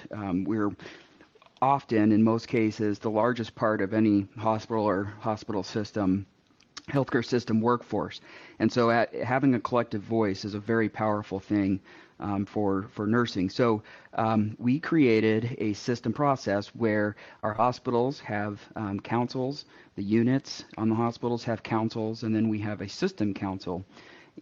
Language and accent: English; Seattle, Washington, United States; moved away as an adult; now in Nebraska, United States; I am originally from the West Coast, so I was raised in the Seattle area